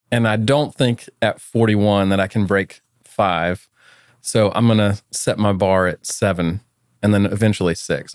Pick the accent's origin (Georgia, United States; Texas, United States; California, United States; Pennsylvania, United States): Georgia, United States; Atlanta; moved away as an adult; also born or lived in Auburn, Alabama; now in Austin, United States; I grew up in Atlanta, Georgia. So I'm a true son of the South.